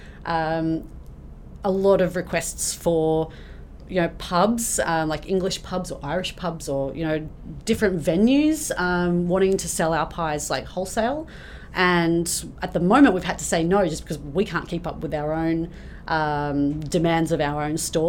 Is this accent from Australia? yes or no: yes; Australia; now in Canada; I'm Australian